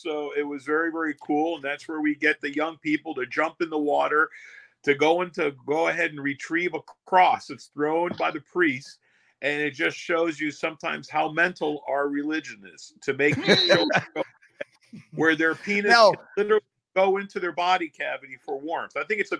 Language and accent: English; New York, United States; also born or lived in Long Island, New York; I was born in the Bronx in New York, and we didn't know what Halloween was. It wasn't until we moved to Long Island.